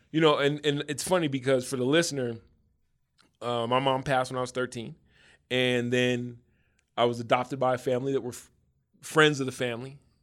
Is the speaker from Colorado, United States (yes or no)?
yes; Denver, Colorado, United States; I grew up in Denver still.